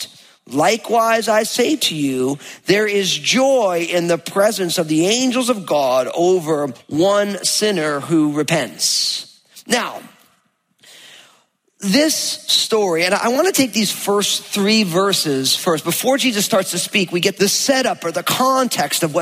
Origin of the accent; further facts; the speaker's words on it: New Jersey, United States; also born or lived in California; now in Washington, United States; I grew up in New Jersey and I lived in California